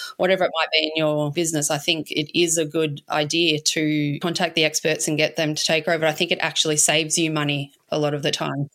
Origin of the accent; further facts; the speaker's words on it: Melbourne, Victoria, Australia; moved away as an adult; also born or lived in Spain / Edinburgh, Scotland; now in Inverloch, Australia; I grew up in Melbourne, in St Kilda